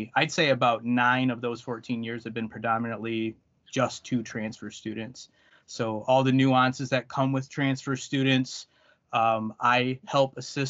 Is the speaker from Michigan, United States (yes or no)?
yes; the Thumb area of Michigan, United States; I am from the Thumb area of Michigan